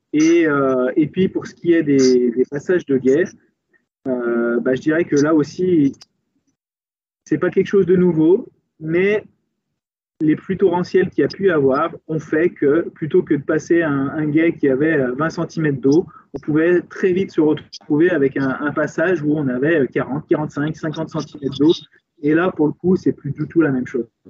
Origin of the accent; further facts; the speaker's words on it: France; chez nous en France